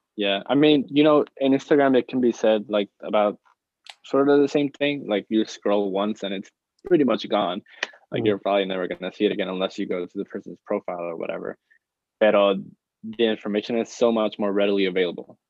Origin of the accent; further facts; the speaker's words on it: Puerto Rico; moved away as an adult; now in United States; me growing up in Puerto Rico, I didn't I wasn't really that exposed to art, um, which is why I moved to the United States right here to pursue